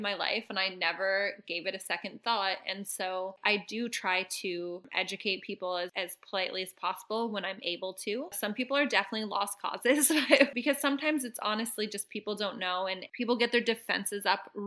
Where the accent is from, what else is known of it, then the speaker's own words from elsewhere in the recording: Canada; moved away; also born or lived in Mexico; I grew up in Canada in farm country